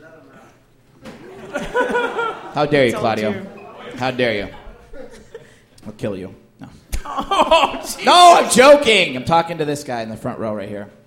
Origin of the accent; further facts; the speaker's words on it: Indiana, United States; growing up in Indiana.